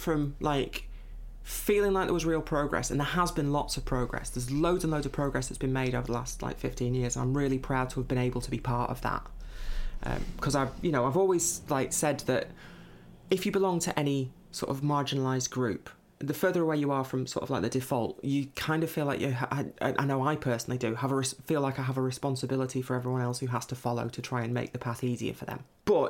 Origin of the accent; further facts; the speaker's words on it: Lancashire, North West England, United Kingdom; also born or lived in Manchester; I grew up in Lancashire, which is where I'm back now. I moved out of the city about 18 months ago.